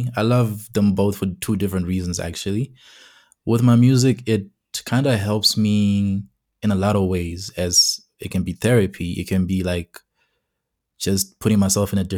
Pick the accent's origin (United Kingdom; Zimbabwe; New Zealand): Zimbabwe; Masvingo; now in Pretoria, South Africa; I'm from Zimbabwe, from Mashingo to be specific, and basically I am currently in South Africa, in Pretoria.